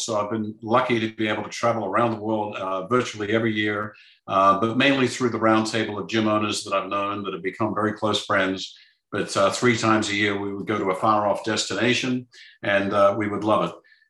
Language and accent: English; Melbourne, Victoria, Australia; born there; The first situation is I was born in Melbourne, Australia.